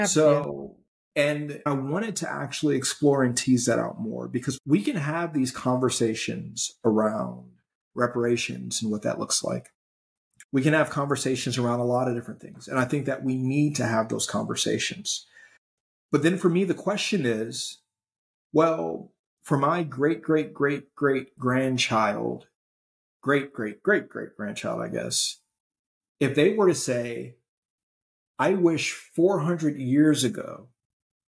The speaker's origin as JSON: {"language": "English", "town": "Gary", "region": "Indiana", "country": "United States", "tie": "born or raised there", "said": "growing up in Gary"}